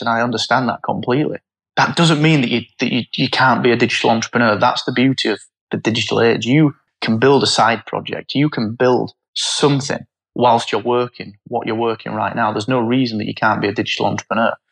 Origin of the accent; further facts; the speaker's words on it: Barnsley, Yorkshire and the Humber, United Kingdom; I'm from Barnsley and it was, you say, it was a mining town.